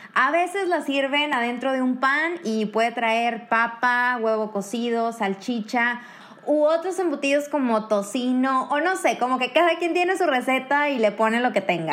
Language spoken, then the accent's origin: Spanish; Mexico; moved away as an adult; now in Kraków, Poland; una mexicana viviendo en Polonia